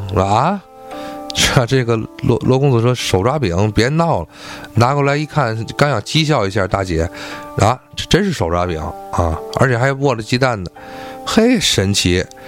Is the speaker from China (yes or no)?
yes; Tianjin, China; 我们天津话